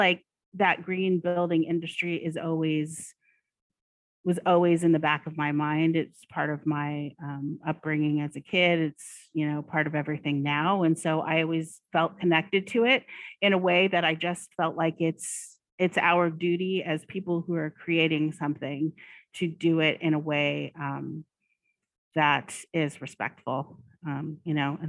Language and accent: English; Oregon, United States; I grew up in Oregon